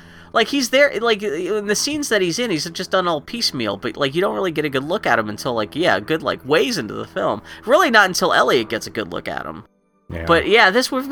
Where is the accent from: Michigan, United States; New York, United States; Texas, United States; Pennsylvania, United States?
Pennsylvania, United States; Pittsburgh; accent: Pittsburgh; I'm from Pittsburgh and I've picked up some terrible Pittsburgh speech patterns